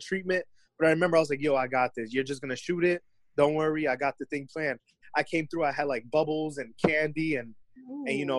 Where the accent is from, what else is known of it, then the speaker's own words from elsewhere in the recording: Clifton, New Jersey, United States; I'm from Clifton, New Jersey. That ain't shit. Like, I used to live in a condominium.